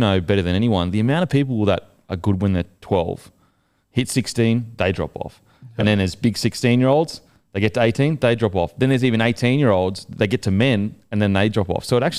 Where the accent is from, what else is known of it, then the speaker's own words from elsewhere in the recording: Gold Coast, Queensland, Australia; I'm from the Gold Coast, but I'm country, bro.